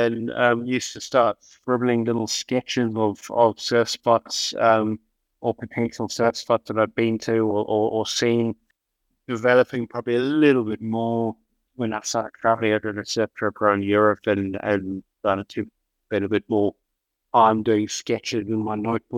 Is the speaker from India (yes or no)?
no; Perth, Western Australia, Australia; moved away as an adult; now in Margaret River, Australia; I'm from Perth, being there in a little town called Mother River for a lot of my adult life